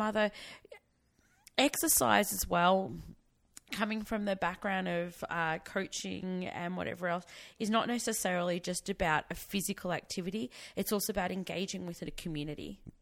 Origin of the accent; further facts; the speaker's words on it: Victoria, Australia; I was from Victoria, so I had VCE, which is the Victorian Certificate of Education